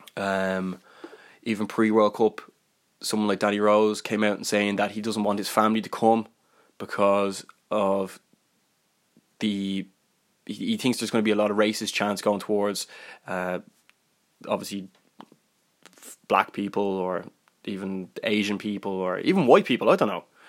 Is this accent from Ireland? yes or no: yes; Ireland; I'm Irish